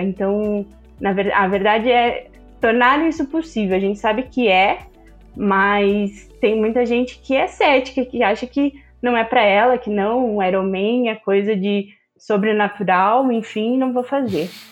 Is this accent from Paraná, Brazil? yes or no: yes; Curitiba, Paraná, Brazil; eu sou de Curitiba